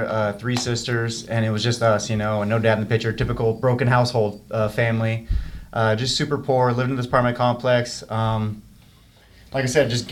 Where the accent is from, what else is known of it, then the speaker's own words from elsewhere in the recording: Simi Valley, California, United States; also born or lived in Los Angeles, California; growing up in Simi, I got in a lot of fights